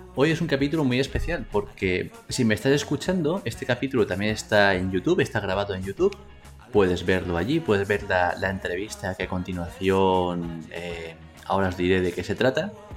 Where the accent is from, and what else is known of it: Spain